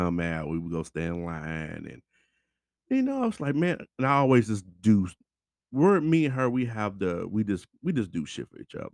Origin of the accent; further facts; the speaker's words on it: Louisville, Kentucky, United States; we're here from Louisville